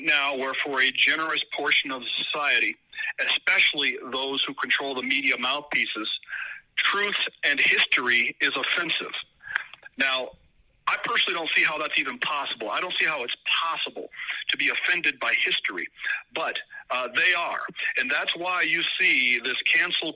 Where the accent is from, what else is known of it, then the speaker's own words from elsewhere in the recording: Illinois, United States; also born or lived in California; now in Colorado, United States; I was born in Illinois, educated in California, and now live a wonderful life with a beautiful family in Colorado